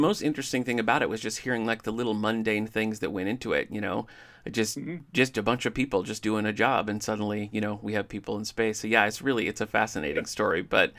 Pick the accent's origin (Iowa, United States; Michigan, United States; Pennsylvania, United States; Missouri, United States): Michigan, United States; moved away; I'm also from Michigan